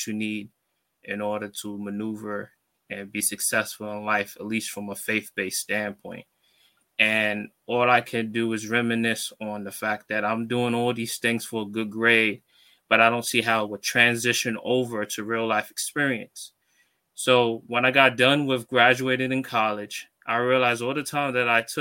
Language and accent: English; New York City, New York, United States; I'm from Brooklyn, New York